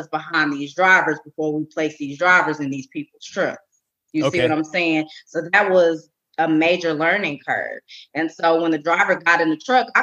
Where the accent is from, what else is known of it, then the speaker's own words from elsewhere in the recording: Arlington, Texas, United States; I'm born and raised in Arlington, Texas.